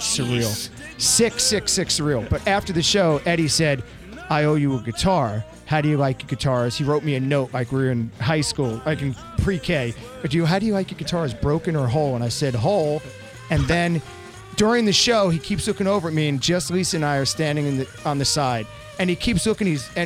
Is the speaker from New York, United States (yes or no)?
yes; Bay Shore, New York, United States; I'm an idiot from Bayshore, Long Island.